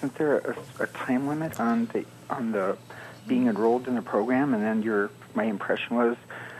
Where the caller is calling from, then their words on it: Bloomington, Indiana, United States; I'm calling from Bloomington.